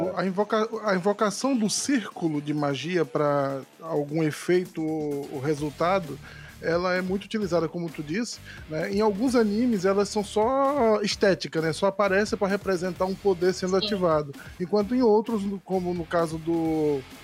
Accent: Northeast Region, Brazil; accent: nordestino; o meu sotaque para falar sobre cultura nordestina

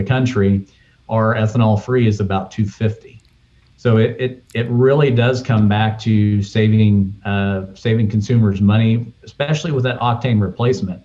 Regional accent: the South, United States; as a Southerner

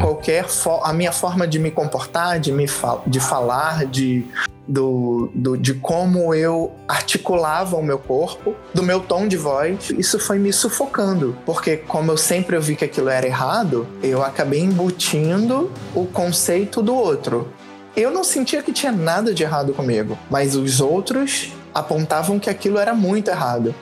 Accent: Nova Iguaçu, Rio de Janeiro, Brazil; eu sou de Nova Iguaçu, o Rio Nova Iguaçu, Baixada Fluminense, Rio de Janeiro. Nascida e criada na periferia

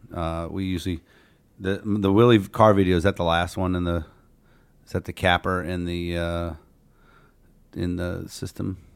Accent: Canton, Ohio, United States; I'm from Canton

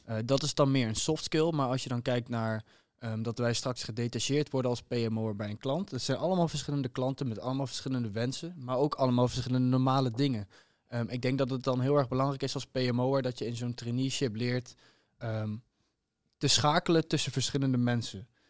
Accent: Huissen, Gelderland, Netherlands; Ik kom uit Huissen, ligt naast Arnhem

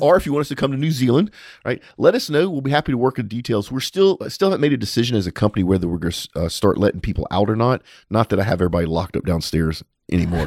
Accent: United States; as an American

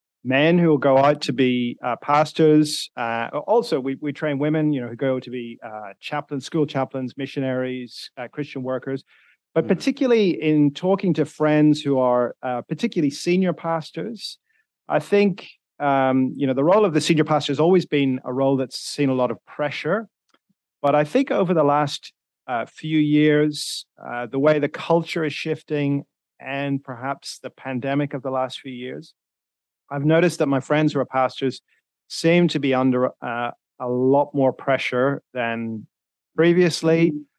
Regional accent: Northern Ireland, United Kingdom; accent: Northern Irish; now in Sydney, Australia; I'm originally from Northern Ireland, although I've lived in a few different places, so my accent is not kind of pure Northern Irish. It's got a bit of everything, really.

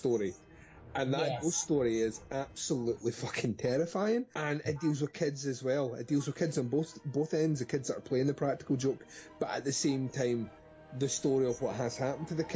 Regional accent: Scotland, United Kingdom; I'm definitely Scottish

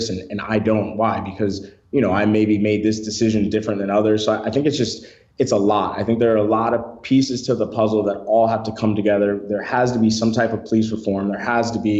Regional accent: Detroit, Michigan, United States; moved away; I was born and raised in Detroit, Michigan, very rough area.

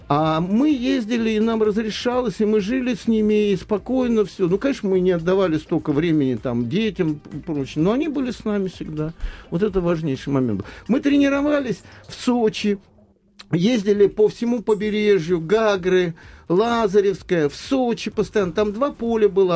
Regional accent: Moscow Oblast, Russia; moved away as an adult; now in Moscow, Russia; я застал мальчишка из Подмосковья, приезжал в те же Сокольники

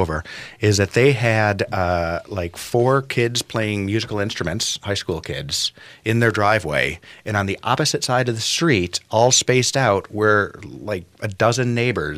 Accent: Buffalo, New York, United States; moved away; also born or lived in Minnetonka, Minnesota; I grew up in Buffalo, New York

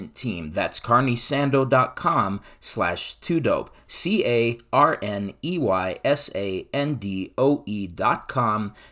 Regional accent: Denver, Colorado, United States; growing up in the East Side like me

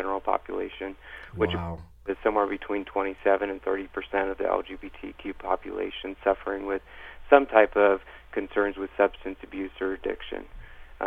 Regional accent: Cincinnati, Ohio, United States; also born or lived in Indianapolis; I'm a gay male living in the Cincinnati area, born and raised in Cincinnati, spent some time in Indianapolis as well

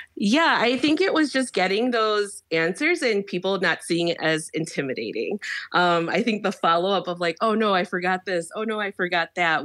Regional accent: Chicago, Illinois, United States; now in Hawaii, United States; I'm from Chicago originally

